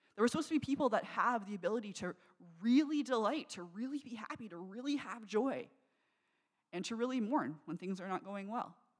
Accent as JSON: {"language": "English", "area": "Niagara", "region": "Ontario", "country": "Canada", "tie": "born or raised there", "said": "I grew up in Niagara"}